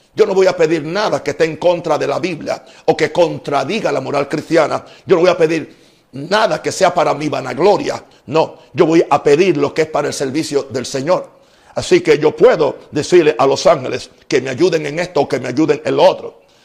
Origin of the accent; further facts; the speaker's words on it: United States; now in Panama; soy americano